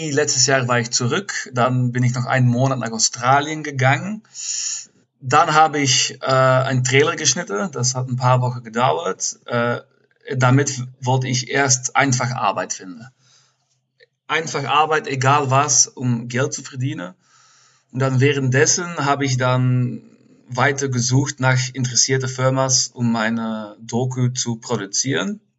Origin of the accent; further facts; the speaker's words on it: Turnhout, Flanders, Belgium; now in Cologne, Germany; Äh, Turnhout, das ist so ein kleines Städtchen in der Nähe von Antwerpen.